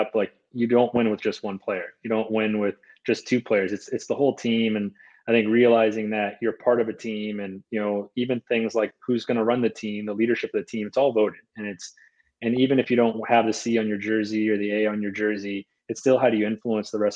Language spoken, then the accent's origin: English; Boston, Massachusetts, United States; moved away; I'm originally from the Boston area